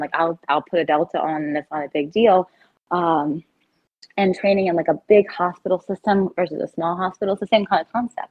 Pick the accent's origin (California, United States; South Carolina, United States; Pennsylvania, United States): South Carolina, United States; moved away as an adult; also born or lived in Miami / Chicago; now in New Jersey, United States; I'm from South Carolina originally